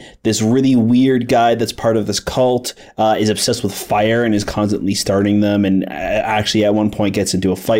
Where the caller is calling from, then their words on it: Chicago, Illinois, United States; The Chicagoland area.